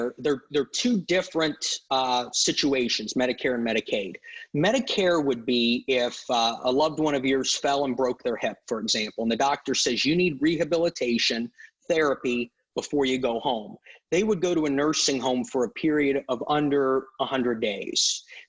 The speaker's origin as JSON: {"language": "English", "town": "Canton", "region": "Ohio", "country": "United States", "tie": "born or raised there", "also_born_or_lived": "Bloomington, Illinois", "moved": "as an adult", "lives_now": "Eureka, United States", "said": "I was born and raised in Canton, Ohio. I grew up there, went to high school there"}